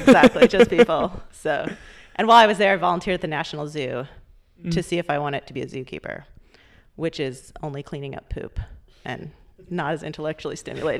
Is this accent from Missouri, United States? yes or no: yes; St. Louis, Missouri, United States; I'm from St. Louis, Missouri.